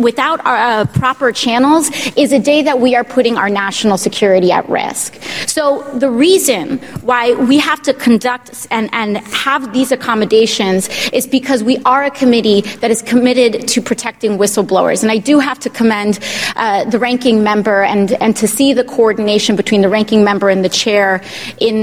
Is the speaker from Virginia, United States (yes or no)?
no; New York, United States; as a New Yorker